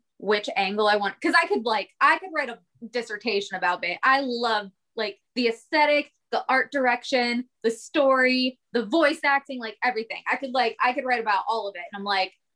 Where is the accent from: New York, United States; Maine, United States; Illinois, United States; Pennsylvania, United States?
Pennsylvania, United States; Pittsburgh; now in Orlando, United States; I'm not from here. I'm from Pittsburgh, so I moved here.